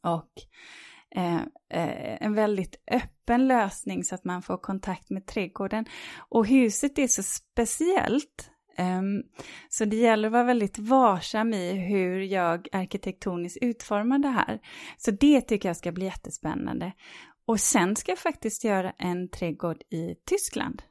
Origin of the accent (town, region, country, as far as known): Sweden